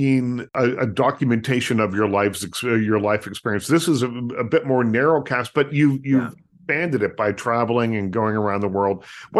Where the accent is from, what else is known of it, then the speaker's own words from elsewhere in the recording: Canada; I grew up in Canada